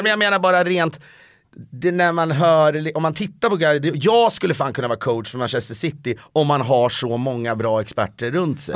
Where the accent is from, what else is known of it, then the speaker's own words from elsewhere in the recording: Köping, Västmanland, Sweden; also born or lived in Stockholm; now in Los Angeles, United States; jag känner mig mer hemma i Köping än i Stockholm